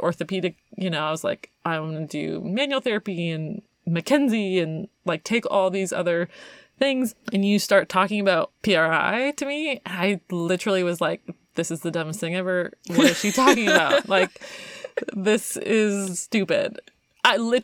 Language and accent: English; Canada; I'm from Canada